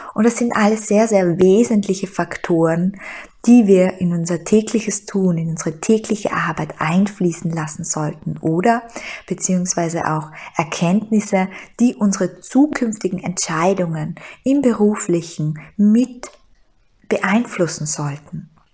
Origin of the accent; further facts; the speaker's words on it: Styria, Austria; moved away as an adult; now in Vienna, Austria; ich hatte einen wunderbaren Job in der Steiermark, ich hatte eine Traumwohnung in meiner Heimat, und ich bin nach Wien gegangen